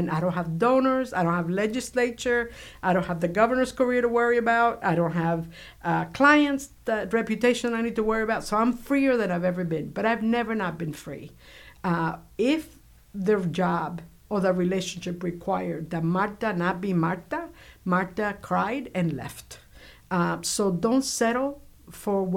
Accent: Cuba; now in United States; I grew up in Cuba during the Cuban Revolution, so I have all that in my blood

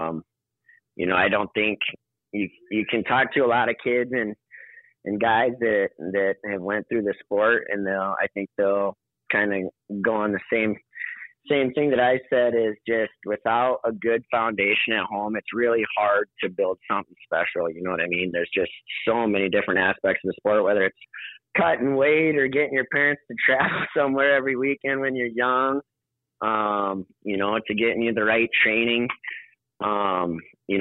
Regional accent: Sturgis, South Dakota, United States; moved away as an adult; also born or lived in Winner, South Dakota; now in St. Louis Park, United States; So we moved over to Sturgis from Winter, South Dakota. It would have been my first, when I was in first grade

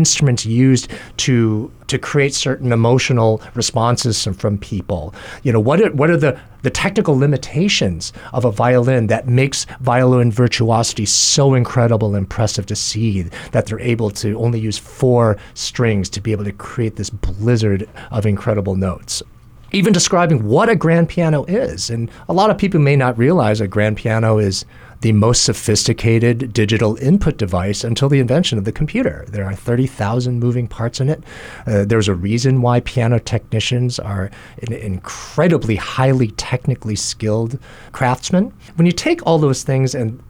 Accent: Kalamazoo / Battle Creek, Michigan, United States; also born or lived in New Jersey; now in Hawaii, United States; Shortly after the birth of my younger brother, we moved to a town, Kalamazoo, in Battle Creek, Michigan

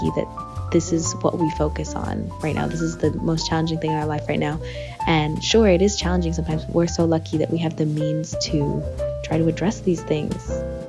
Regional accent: Phoenix, Arizona, United States; I'm originally from Phoenix.

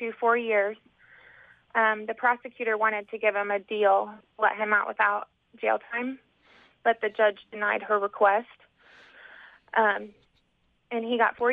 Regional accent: Indiana, United States; I grew up in Indiana.

